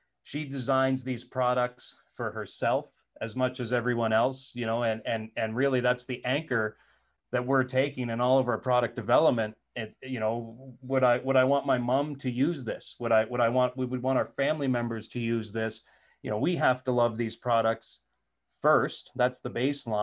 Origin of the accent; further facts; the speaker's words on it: New Brunswick, Canada; moved away as an adult; also born or lived in Alberta; I grew up in New Brunswick.